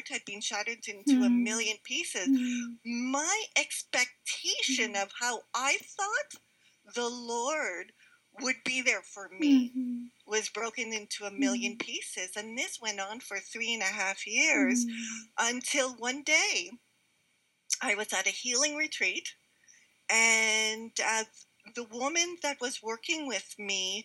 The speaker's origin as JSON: {"language": "English", "town": "Montreal", "region": "Quebec", "country": "Canada", "tie": "born or raised there", "moved": "yes", "said": "I was born and raised in Montreal. So I'm a city girl."}